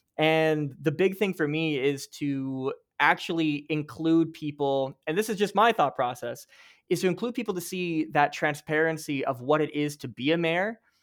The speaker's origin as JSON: {"language": "English", "country": "Canada", "said": "you and I, as Canadian TikTok creators"}